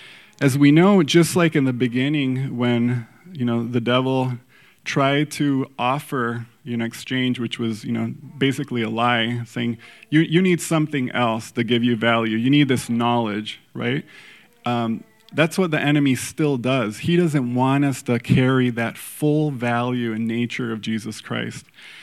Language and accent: English; Mexico; So for those of you that don't know, I grew up in Mexico, and soccer, football is our number one sport